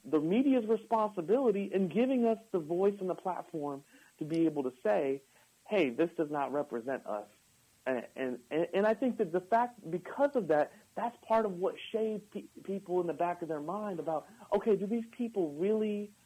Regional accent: United States; We're Americans

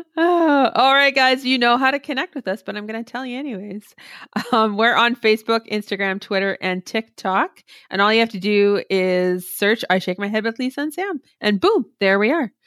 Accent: Canada; as a Canadian

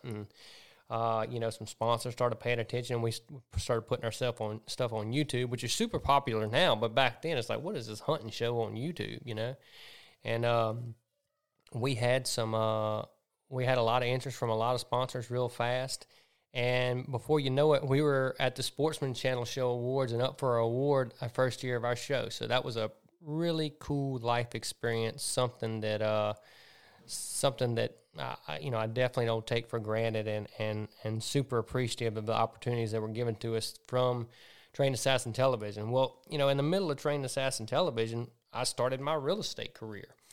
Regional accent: Centerville, Mississippi, United States; also born or lived in Zachary, Louisiana; born in Zachary, Louisiana, but grew up in Centerville, Mississippi

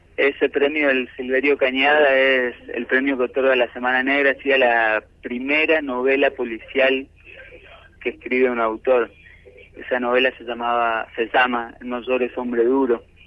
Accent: Resistencia, Chaco, Argentina; moved away as an adult; now in Buenos Aires, Argentina; Yo soy del Chaco, de Resistencia.

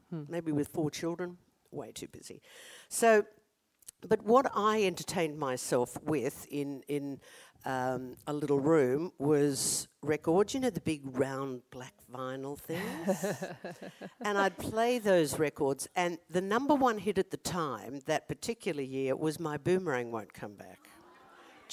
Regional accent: Brisbane, Queensland, Australia; Sandgate, where I grew up. It was the quintessential Aussie childhood.

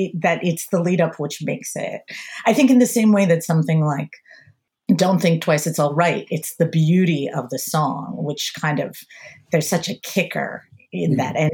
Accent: Pennsylvania, United States; So I grew up in the suburbs outside of Philadelphia, very upper middle class suburbs.

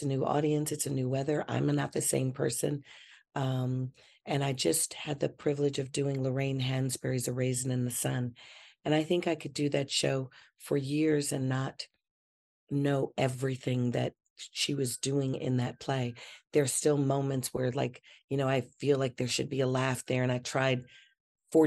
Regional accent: Chicago, Illinois, United States; I'm from Chicago

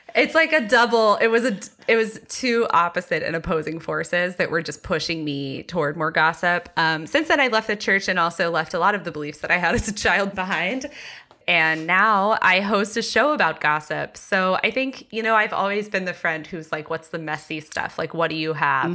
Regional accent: Texas, United States; I grew up very evangelical in Texas

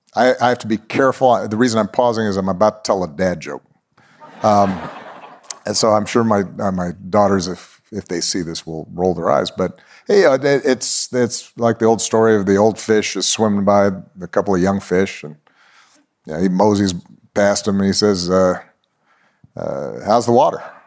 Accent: Honolulu, Hawaii, United States; I was born in Honolulu, Hawaii

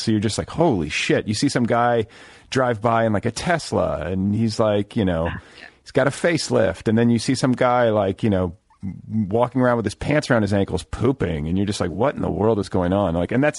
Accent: Midwest, United States; now in Los Angeles, United States; I grew up in the Midwest and I go back there to visit

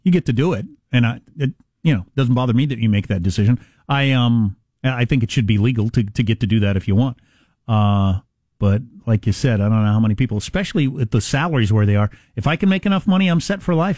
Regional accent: Midwest, United States; I'm from the Midwest also

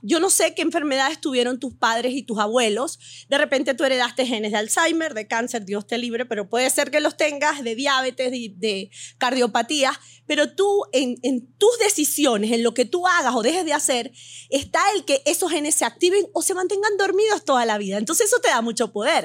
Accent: Venezuela; moved away as an adult; also born or lived in Beirut, Lebanon / United States; now in Miami, United States; Nací en Beirut, Líbano. Me mudé a Venezuela a los 40 días.

